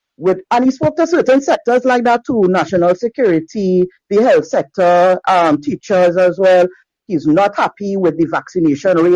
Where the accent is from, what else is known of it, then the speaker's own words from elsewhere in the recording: Trinidad & Tobago; I am calling in from Trinidad and Tobago in the Caribbean.